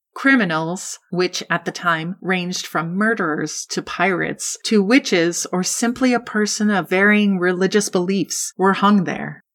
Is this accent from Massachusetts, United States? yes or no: yes; Massachusetts, United States; Growing up in Massachusetts